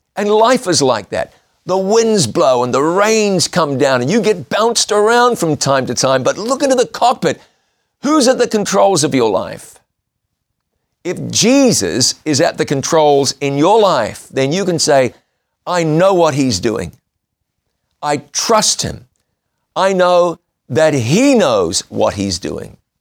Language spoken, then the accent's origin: English; New Zealand; my home country of New Zealand